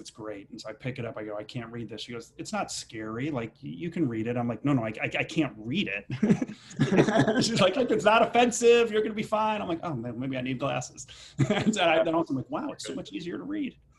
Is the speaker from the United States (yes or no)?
yes; Chicago, Illinois, United States; now in New York, United States; I grew up in Chicago